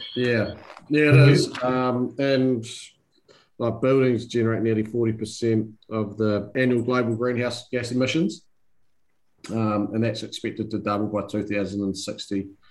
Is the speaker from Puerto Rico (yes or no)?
no; New Zealand; now in Sydney, Australia; I'm a New Zealander